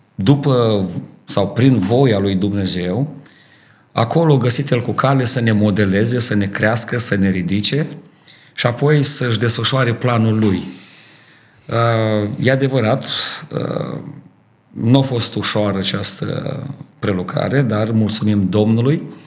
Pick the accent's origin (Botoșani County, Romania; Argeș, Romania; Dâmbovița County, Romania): Botoșani County, Romania; Dorohoi; moved away as an adult; now in Ardooie, Belgium; Eu sunt originar din Dorohoi, România